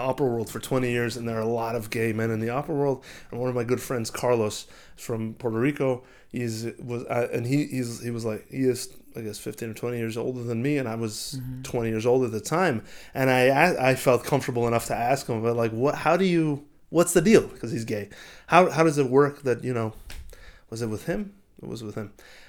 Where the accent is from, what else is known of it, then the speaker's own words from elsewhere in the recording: Israel; born there; Yeah, I was born in Israel. And my parents were born in Israel, but like their genetics are all Eastern European.